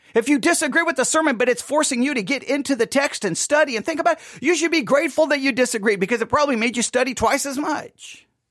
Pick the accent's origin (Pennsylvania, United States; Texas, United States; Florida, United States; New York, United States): Texas, United States; Buffalo Gap; I grew up in Buffalo Gap, Texas